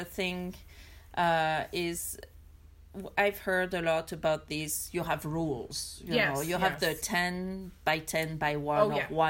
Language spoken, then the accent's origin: English; France; English is a second language; moved away as an adult; now in United States; I'm coming from France.